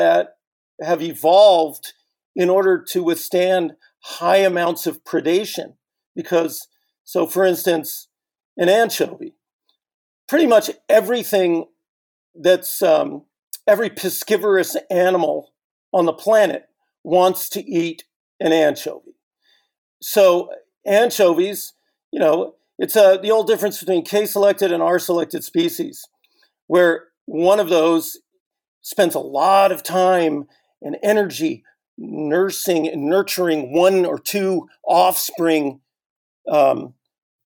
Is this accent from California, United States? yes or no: yes; Northern California, United States